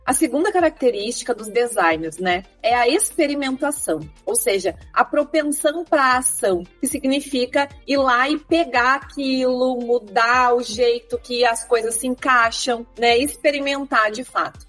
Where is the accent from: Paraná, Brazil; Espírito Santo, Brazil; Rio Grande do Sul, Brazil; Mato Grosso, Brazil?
Rio Grande do Sul, Brazil; Porto Alegre; eu sou aqui de Porto Alegre